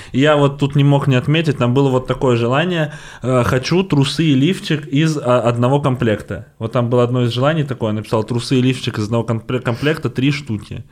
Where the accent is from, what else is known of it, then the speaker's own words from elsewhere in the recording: Volgograd, Volgograd Oblast, Russia; я из Волгограда, это рядом с Воронежем, там у нас челноки постоянно есть